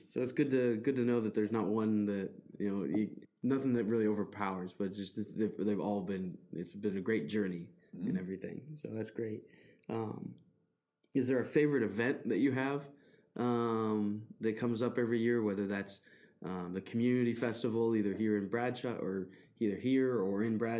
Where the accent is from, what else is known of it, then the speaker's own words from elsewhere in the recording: York, Nebraska, United States; growing up in York, you get stuck in a bubble of, you know, this is York County.